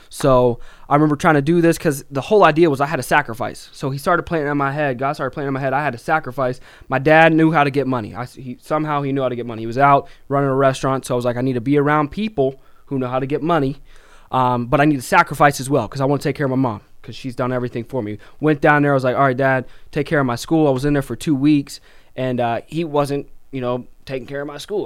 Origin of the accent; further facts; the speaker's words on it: Little Rock, Arkansas, United States; I grew up in Little Rock, Arkansas